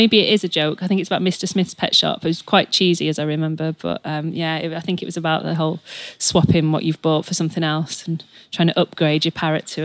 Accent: Wigan, North West England, United Kingdom; I grew up in Wigan

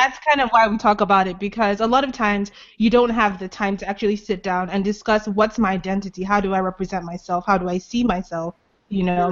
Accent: Lagos, Nigeria; also born or lived in Anambra State; now in United States; originally I'm from Anambra State, which is like in the eastern part of Nigeria, but I grew up in Lagos

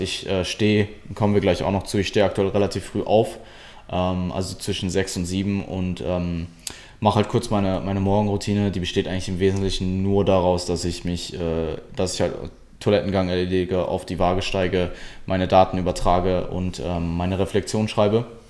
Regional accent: Essen, North Rhine-Westphalia, Germany; ich komme ursprünglich aus Deutschland, aus Nutrition

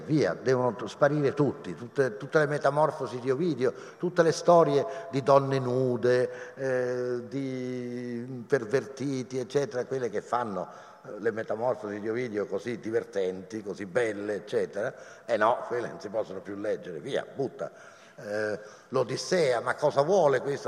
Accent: Rome, Lazio, Italy; io sono romano

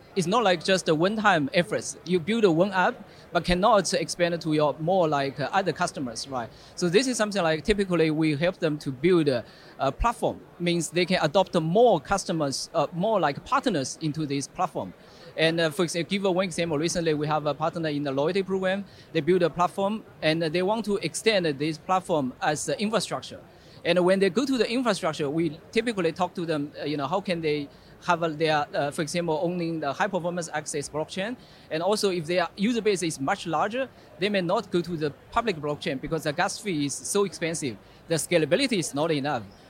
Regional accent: Singapore; I'm from Singapore, right? So, I worked in the Singapore.

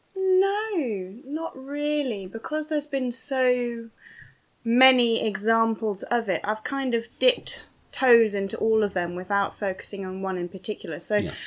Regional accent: London, United Kingdom; I'm a Londoner

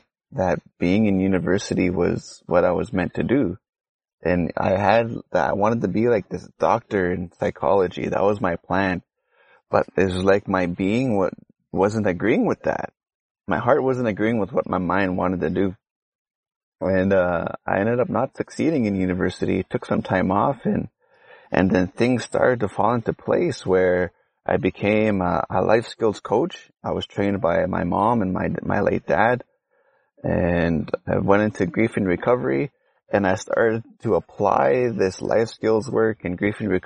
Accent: Cree Nation reserve, Treaty Six Territory, Saskatchewan, Canada; I'm from Palmaker Cree Nation, in the Middle East of Tree Six Territory, in Cree Territory, Saskatchewan. And I grew up here, grew up on the reserve

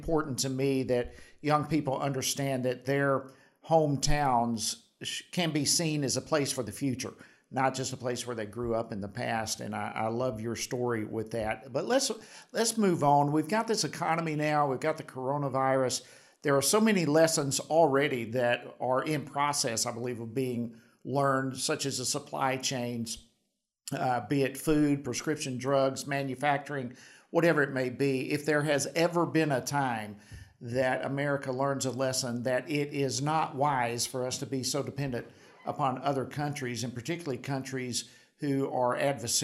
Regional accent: Georgia, United States; My home state of Georgia

